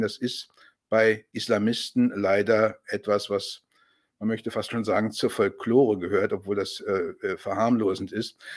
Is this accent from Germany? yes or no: yes; Germany; als Deutscher